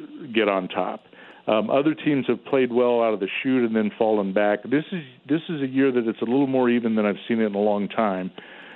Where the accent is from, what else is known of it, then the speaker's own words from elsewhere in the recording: Southern Missouri, United States; I was from Southern Missouri